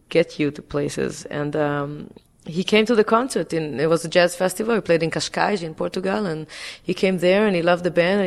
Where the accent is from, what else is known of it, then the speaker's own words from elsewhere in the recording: Israel; now in New York, United States; I grew up in Israel